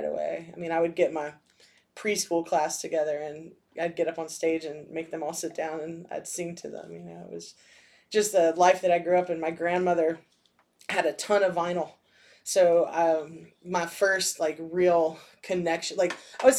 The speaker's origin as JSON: {"language": "English", "town": "Brevard", "region": "North Carolina", "country": "United States", "said": "I am from Brevard, which is about 30 minutes outside of Asheville."}